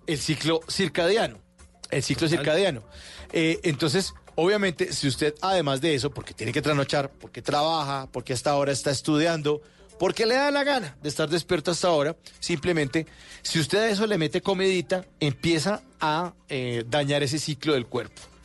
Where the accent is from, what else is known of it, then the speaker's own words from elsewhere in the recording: Bogotá, Bogotá Capital District, Colombia; aquí somos los rolos